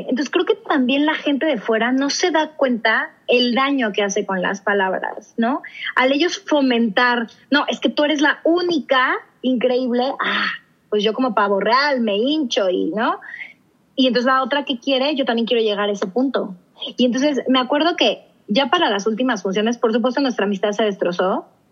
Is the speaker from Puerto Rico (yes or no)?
no; Mexico; yo decidí regresarme a México